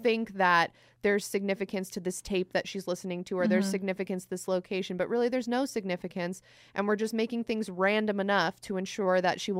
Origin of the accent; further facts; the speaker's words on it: California, United States; I'm working class American. I just feel like, but I mean, I'm also from California